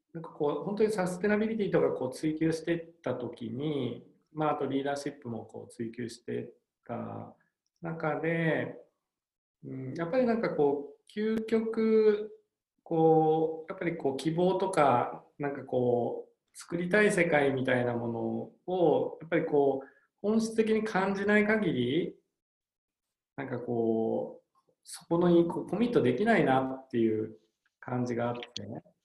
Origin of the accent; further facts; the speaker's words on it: Hokkaido, Japan; 両親北海道でやっぱり両両あの小さい頃北海道で育ったっていうのもあるし